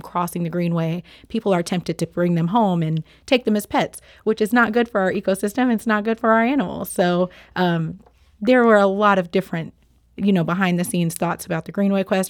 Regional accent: Memphis, Tennessee, United States; now in St. Louis, United States; I am, um, not a native to Saint Louis. Um, I am from Memphis, Tennessee

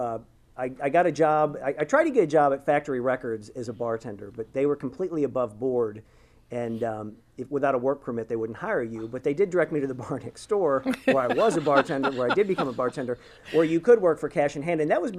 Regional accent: St. Louis, Missouri, United States; moved away as an adult; also born or lived in Vermont; now in Columbia, United States; I grew up in St. Louis. My father was a doctor at St. John's Hospital, and I came to Columbia.

